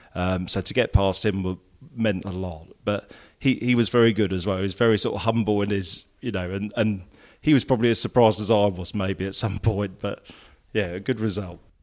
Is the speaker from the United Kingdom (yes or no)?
yes; Peterborough, East of England, United Kingdom; also born or lived in Essex; the whole sort of both sets of families migrated to Peterborough at a similar time.